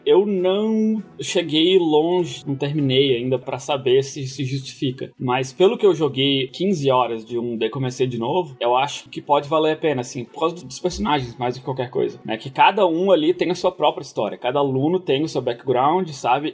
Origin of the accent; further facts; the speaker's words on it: Brazil; moved away; eu cresci no Brasil, passei minha infância inteira lá